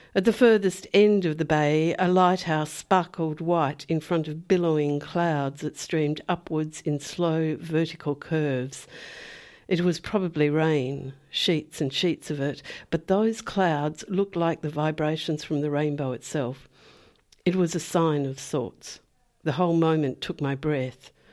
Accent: Perth, Western Australia, Australia; moved away; I I grew up on the Swan River, which is a, a, massive river. You know, I was down near Perth.

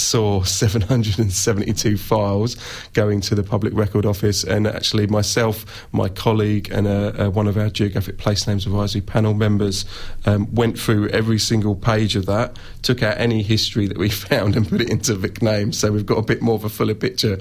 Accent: England, United Kingdom; now in Victoria, Australia; me being an Englishman

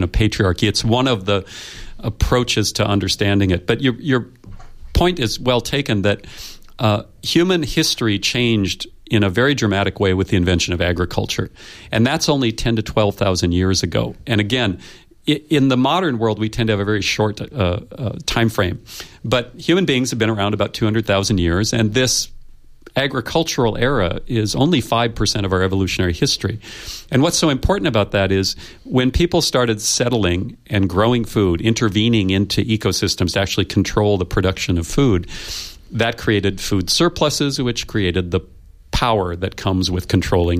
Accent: United States; I come from the United States, where we are still struggling with white supremacy.

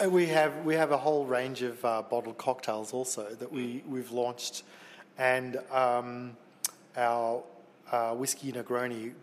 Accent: Melbourne, Victoria, Australia; we're from Melbourne, you know, which is kind of like a progressive city.

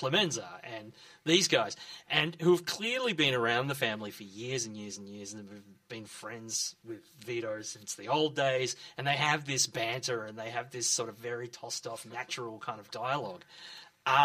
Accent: Melbourne, Victoria, Australia; I grew up in Glenroy

